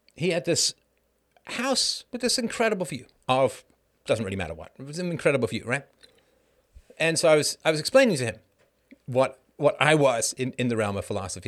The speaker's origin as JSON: {"language": "English", "country": "United Kingdom", "moved": "yes", "lives_now": "Canada", "said": "As a British person"}